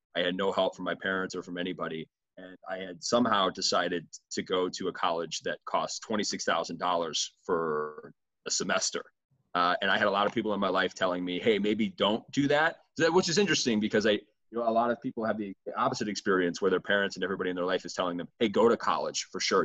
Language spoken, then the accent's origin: English; Midwest, United States; I'm from the Midwest